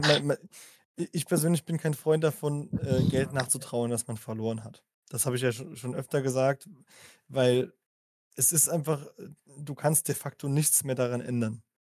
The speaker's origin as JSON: {"language": "German", "country": "Germany", "said": "ich bin Deutscher"}